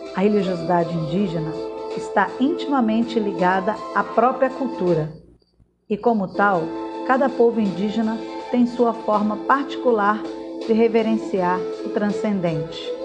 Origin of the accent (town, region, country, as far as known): Brazil